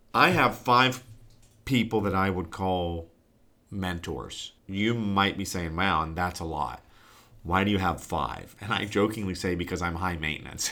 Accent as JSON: {"language": "English", "town": "Newark", "region": "Ohio", "country": "United States", "tie": "born or raised there", "said": "I am podcasting from the great state of Ohio and my hometown, the metropolis of Newark."}